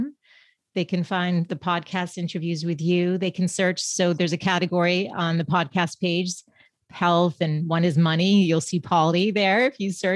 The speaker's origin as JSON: {"language": "English", "town": "Boston", "region": "Massachusetts", "country": "United States", "moved": "as an adult", "lives_now": "San Diego, United States", "said": "I am from Boston"}